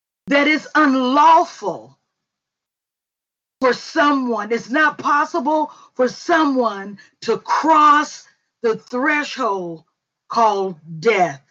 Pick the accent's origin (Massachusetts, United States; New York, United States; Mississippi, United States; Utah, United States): Mississippi, United States; we were raised like sisters in Mississippi.